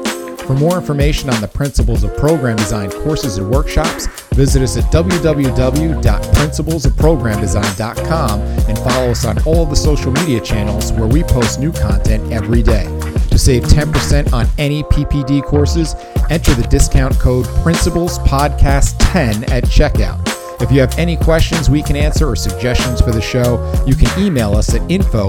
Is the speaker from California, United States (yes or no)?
no; New Jersey, United States; I'm from Jersey, and I'm over 50.